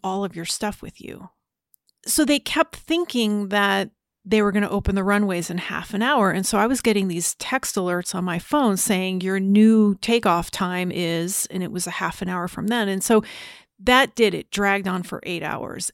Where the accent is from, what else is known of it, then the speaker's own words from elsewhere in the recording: New Jersey, United States; I was growing up in New Jersey